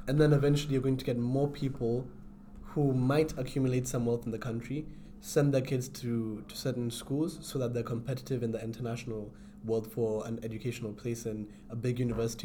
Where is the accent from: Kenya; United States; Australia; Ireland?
Kenya; moved away as an adult; I do have intentions of going back to my home country, Kenya, to obviously just play my role as a citizen.